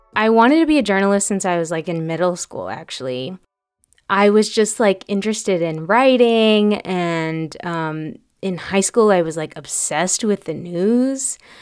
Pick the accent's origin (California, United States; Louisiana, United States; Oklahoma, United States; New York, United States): California, United States; Fairfield; also born or lived in Vallejo, California; I was born in Vallejo, but I grew up in Sassoon City in Fairfield, which is in Solano County